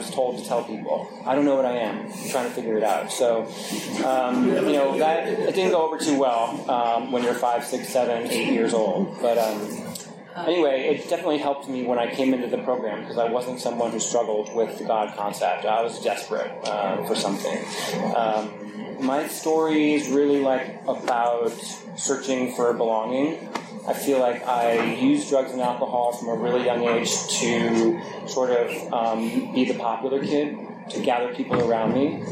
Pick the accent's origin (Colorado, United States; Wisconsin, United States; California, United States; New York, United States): New York, United States; I grew up in New York